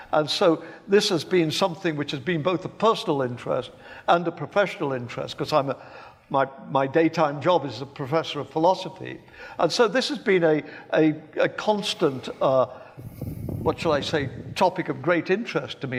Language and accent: English; Birmingham, West Midlands, United Kingdom; as you can tell from my accent, I was born in England. In fact, I was born in Birmingham in nineteen forty.